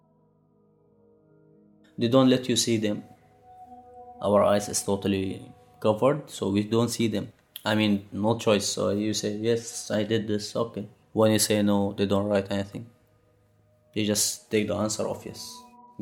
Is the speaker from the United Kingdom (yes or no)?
no; Syria; moved away as an adult; now in Dresden, Germany; We came out from Syria to have a safe place to stay